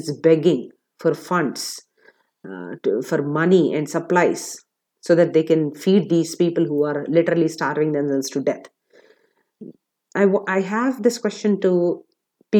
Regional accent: India; I'm an Indian

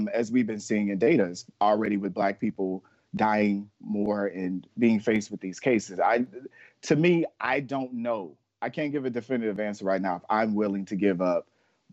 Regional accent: Florida, United States; my home state of Florida

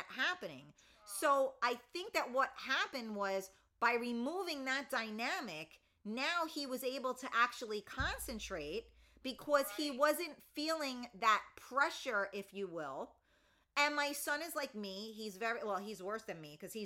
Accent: New York City, New York, United States; also born or lived in Westchester, New York; I grew up in the Bronx

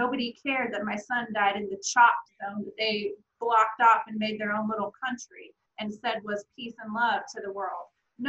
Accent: Oregon, United States; I'm from Oregon, so I'm like, this is serious to me. This is a major city in my state that I grew up in.

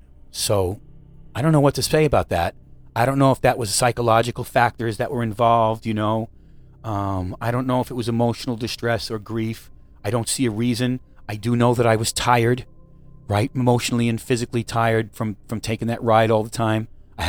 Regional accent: Missouri, United States; I'm from Missouri, baby. Show me.

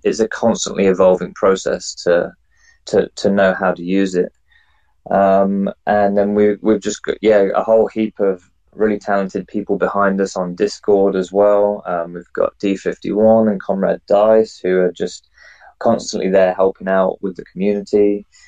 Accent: England, United Kingdom; now in New Zealand; I'm an English guy or a Pommy, as they like to call me, um, living in New Zealand.

